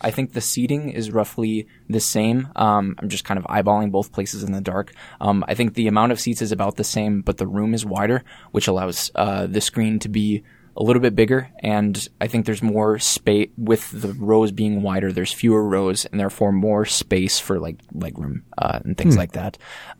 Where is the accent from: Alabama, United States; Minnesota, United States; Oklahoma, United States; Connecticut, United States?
Minnesota, United States; Rochester; moved away; So I'm from Rochester, Minnesota.